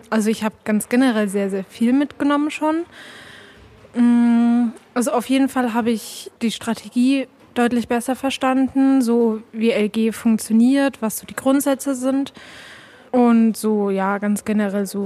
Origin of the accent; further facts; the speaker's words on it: Tübingen, Baden-Württemberg, Germany; ich komme aus Tübingen